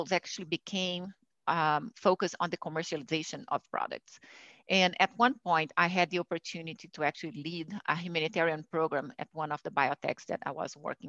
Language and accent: English; Brazil; moved away; I'm originally from Brazil, and I grew up in a family where I could see actually women doing things